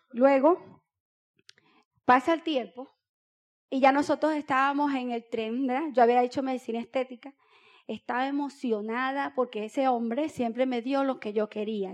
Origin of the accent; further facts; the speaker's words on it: Boca del Río, Nueva Esparta, Venezuela; Yo nací en Boca del Río